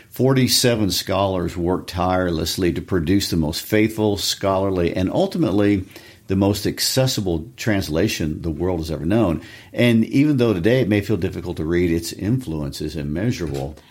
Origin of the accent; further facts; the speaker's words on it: Kansas City, United States; my Kansas City Chiefs, my hometown team